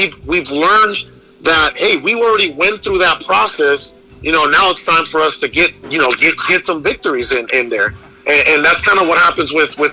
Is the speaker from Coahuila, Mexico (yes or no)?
no; Guaymas, Sonora, Mexico; now in Phoenix, United States; I was born in Mexico, right? I was born into poverty.